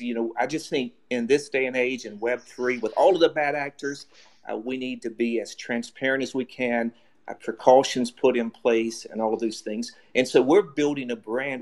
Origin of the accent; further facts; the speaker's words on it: United States; moved away as an adult; also born or lived in China; I'm an American, and but I also feel like I'm Asian. I lived in China for seven years